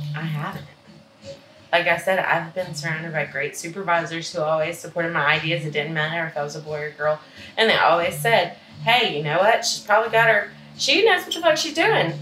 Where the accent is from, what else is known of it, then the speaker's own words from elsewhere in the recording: Mississippi, United States; moved away; which are very small towns because that's the town where I'm from.